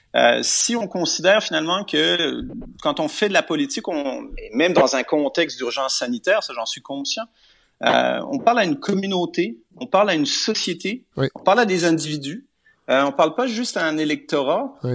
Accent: Quebec, Canada; en tant que Québécois

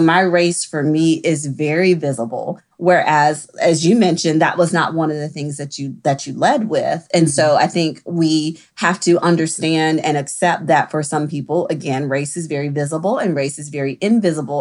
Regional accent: the South, United States; I also am from the South. I practice in the South. I grew up in the South

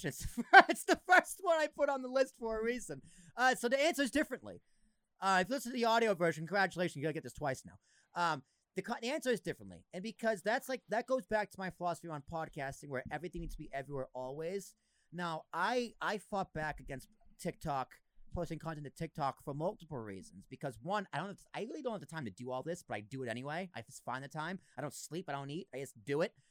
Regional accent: Massachusetts, United States; Oh, you're from Mass? I, I grew up in Massachusetts.

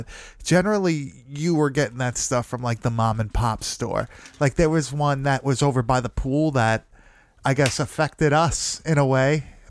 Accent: Long Island, Nassau County, New York, United States; we are from Long Island. We are from Nassau County.

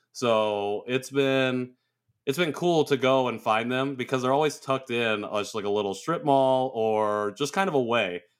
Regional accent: Rensselaer, Indiana, United States; moved away as an adult; also born or lived in Seoul, South Korea / San Diego; so I was born in Seoul uh, in March 1990 adopted in June 1990 and uh, ended up with my family in Rensselaer, Indiana

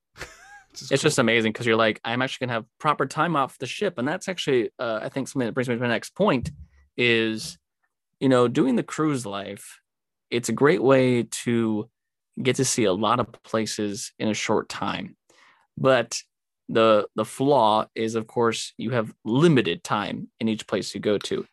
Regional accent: California, United States; moved away; growing up in California, I'm just kind of used to the desert

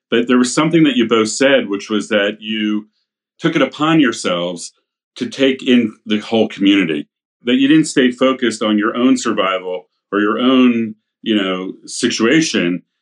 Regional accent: Philadelphia, Pennsylvania, United States; you and I both grew up in Philadelphia

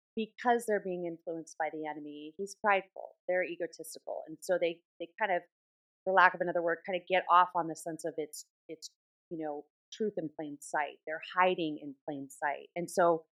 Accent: Southern California, United States; I grew up in Southern California, so I was kind of immersed in that kind of Hollywood type atmosphere

